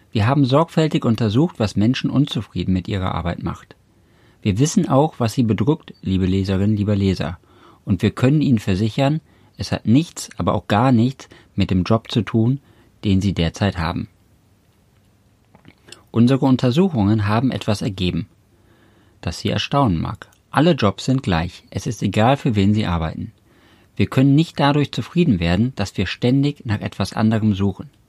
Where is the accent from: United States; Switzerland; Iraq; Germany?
Germany; Cologne, North Rhine-Westphalia; weil ich äh, langfristig gesehen nach Köln ziehen wollte, weil ich gebürtig aus Köln komme und deswegen immer wieder zurück nach Hause wollte sozusagen